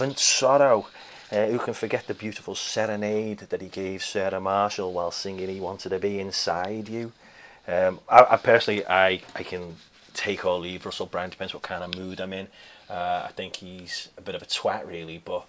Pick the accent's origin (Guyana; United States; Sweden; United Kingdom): United Kingdom; Liverpool, North West England; I was born and raised around Liverpool.